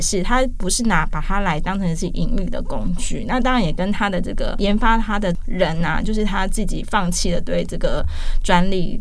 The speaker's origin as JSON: {"language": "Chinese", "country": "Taiwan", "said": "我们是台湾人"}